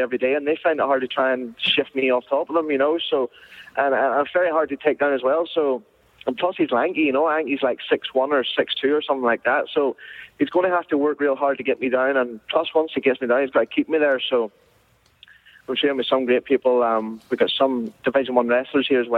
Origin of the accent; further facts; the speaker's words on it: Bushmills, Northern Ireland, United Kingdom; moved away as an adult; now in California, United States; I found this judo club that was in my hometown where I'm from, Bush Mills